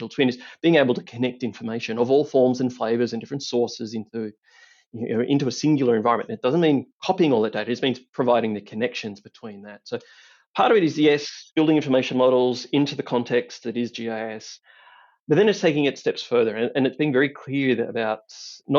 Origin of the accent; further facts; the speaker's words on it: country Victoria, Australia; accent: Aussie twang; moved away as an adult; also born or lived in Melbourne, Australia; now in Denver, United States; I am indeed Australian. I grew up in country Victoria and lived in Melbourne for many years.